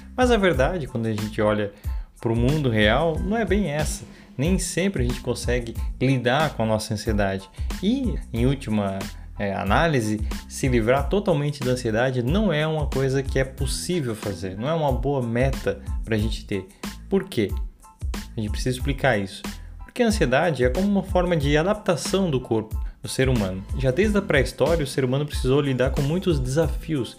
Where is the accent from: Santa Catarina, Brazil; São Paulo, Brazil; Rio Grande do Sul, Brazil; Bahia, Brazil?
Santa Catarina, Brazil; sou de Santa Catarina